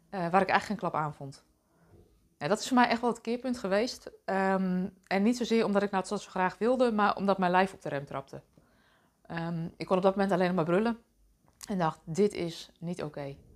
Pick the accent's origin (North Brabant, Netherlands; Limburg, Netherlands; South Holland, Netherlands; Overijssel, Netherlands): Overijssel, Netherlands; Deventer; born there; Ik ben zelf geboren in Deventer als oudste dochter van drie meiden